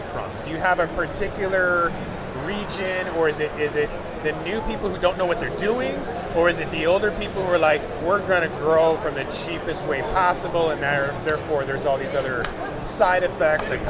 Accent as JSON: {"language": "English", "town": "Seattle", "region": "Washington", "country": "United States", "said": "I'm from Seattle"}